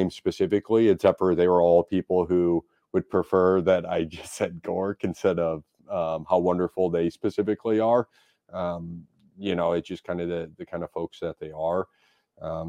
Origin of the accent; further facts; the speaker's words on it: St. Louis, Missouri, United States; also born or lived in Oakville, Missouri; I grew up in South St. Louis